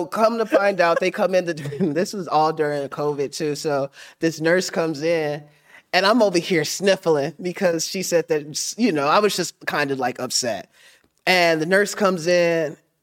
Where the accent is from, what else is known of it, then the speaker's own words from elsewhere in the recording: Middletown, Ohio, United States; I'm from Middletown.